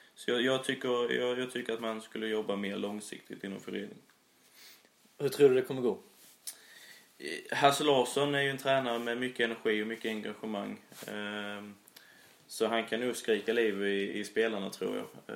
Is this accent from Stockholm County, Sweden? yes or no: no; Immeln, Skåne, Sweden; accent: Skånska; now in Sölvesborg, Sweden; jag är ju från Immeln, en liten, liten eh